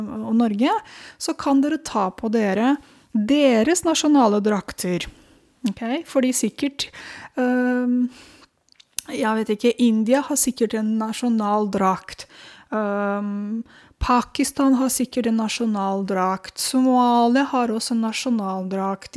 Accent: Romania; now in Oslo, Norway; jeg er født i Romania

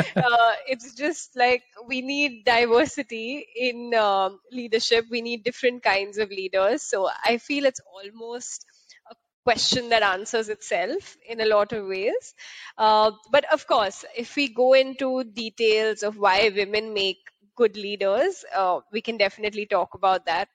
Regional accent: Mumbai, Maharashtra, India; moved away; I grew up in uh, in Bombay, uh, which is the bubble of India.

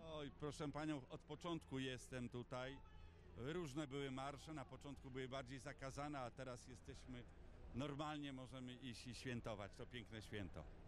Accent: Warsaw, Masovian Voivodeship, Poland; Ja jestem warszawiakiem z wielu pokoleń.

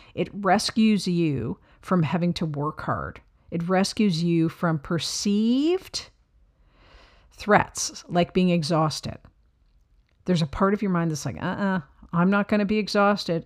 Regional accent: Canada; I'm a Canadian, but right beside the United States

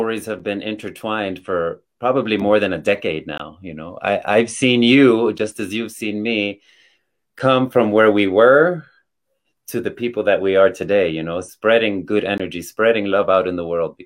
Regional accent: Miami, Florida, United States; moved away as an adult; now in Colorado Springs, United States; I was born in Miami, Florida. And I just moved to Colorado Springs last year. So for the first 40 something years of my life, I've only been a Florida native

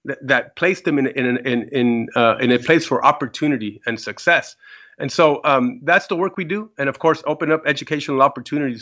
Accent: Toppenish, Washington, United States; moved away as an adult; also born or lived in California / Garza González, Nuevo León, Mexico; now in McAllen, United States; I was able to go to college and get a law enforcement career as a police officer in the city where I grew up in Toppenish, Washington.

